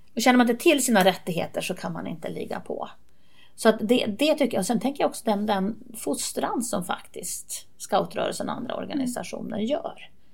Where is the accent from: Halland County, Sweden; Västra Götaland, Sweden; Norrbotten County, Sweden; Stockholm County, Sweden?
Norrbotten County, Sweden; Kalix; also born or lived in Seskarö; När jag var barn så bodde jag på en ö i Bottenviken som hette Seskarö. Och sen flyttade vi in till Kalix.